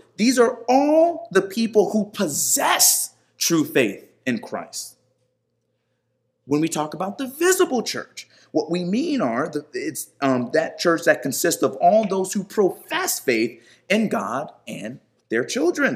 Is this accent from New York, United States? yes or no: yes; New York, United States; I was born in New York, so we are American.